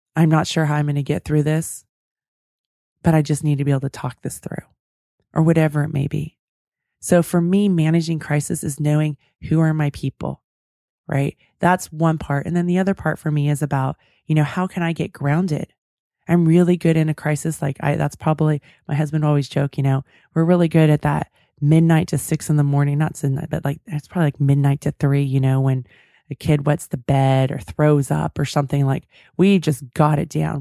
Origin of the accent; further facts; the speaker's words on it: California, United States; I'm from California